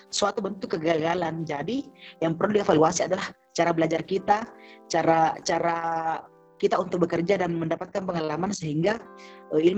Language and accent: Indonesian; Makassar, South Sulawesi, Indonesia; Karena kebetulan kan saya dari Makassar, gerbang dari Indonesia Timur